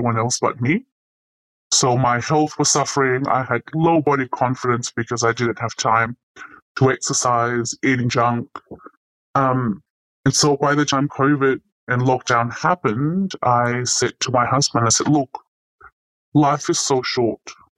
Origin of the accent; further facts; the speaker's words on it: Ukraine; moved away; as a teenager growing up in Ukraine